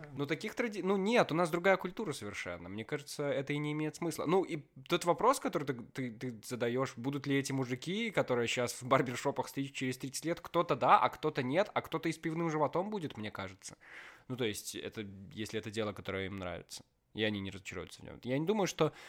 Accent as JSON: {"language": "Russian", "country": "Belarus", "said": "Как белорус"}